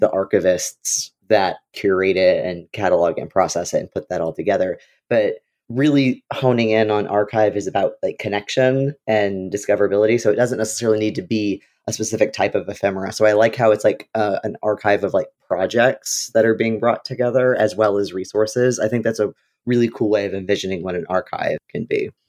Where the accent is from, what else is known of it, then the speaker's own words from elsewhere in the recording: Illinois, United States; moved away; I'm from Illinois